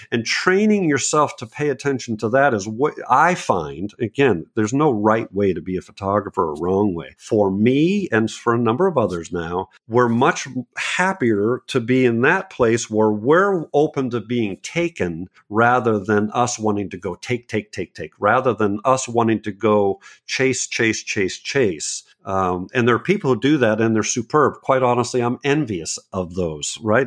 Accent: New England, United States; now in Bucks County, Pennsylvania, United States; I'm in, in Bucks County, Pennsylvania, but I'm from New England

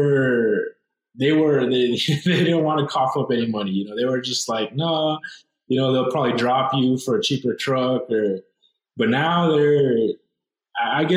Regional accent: Douglas, Arizona, United States; we're from Douglas, Arizona. It's a small town. It's a small border town

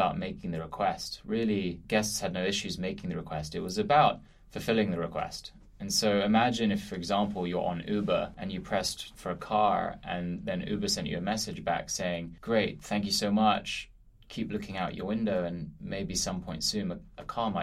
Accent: London, United Kingdom; moved away as an adult; also born or lived in Philadelphia; now in New York, United States; I grew up in this amazing city that is London

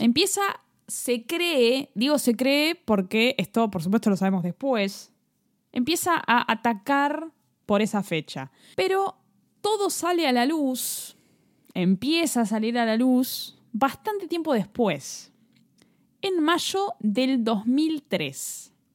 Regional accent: Buenos Aires, Argentina; nosotros venimos de Capital Federal

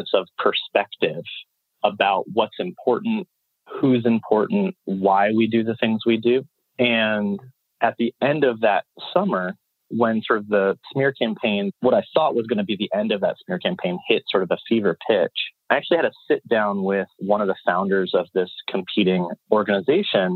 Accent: Chapel Hill, North Carolina, United States; also born or lived in Chicago; I'm from Chapel Hill

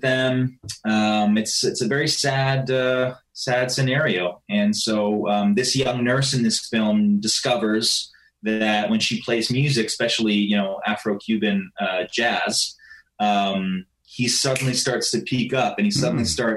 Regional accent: Canada; I'm Canadian

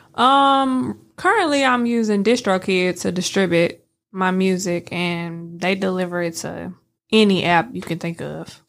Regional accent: St. Louis, Missouri, United States; now in Memphis, United States; I'm from Saint Louis

